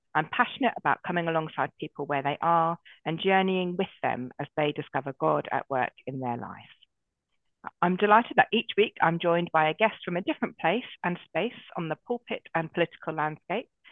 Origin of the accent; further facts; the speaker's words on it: Brighton, South East England, United Kingdom; also born or lived in Oxfordshire / Dorset; now in London, United Kingdom; I grew up in Brighton